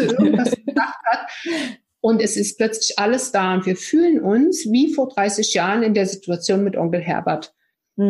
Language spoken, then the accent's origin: German; East Germany, Germany; ich bin ja auch so ein Kind aus der DDR